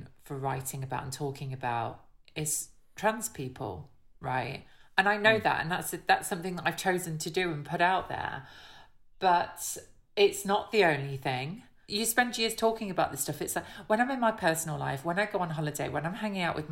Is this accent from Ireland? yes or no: no; Hucknall, East Midlands, United Kingdom; accent: Midlands; growing up in Nottingham